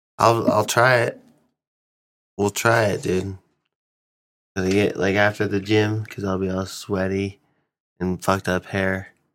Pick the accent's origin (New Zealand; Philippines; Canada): Philippines; Anything helps. I'm Filipino.